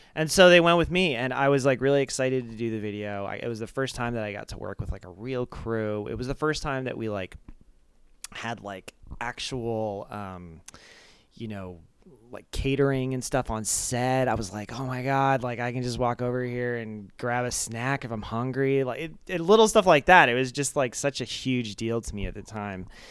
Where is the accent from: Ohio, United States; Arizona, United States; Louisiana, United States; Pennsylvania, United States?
Arizona, United States; moved away as an adult; also born or lived in Japan / Flagstaff, Arizona / New York / Los Angeles; then we moved to Arizona, and, um, so I, I grew up in, like, a suburb in Arizona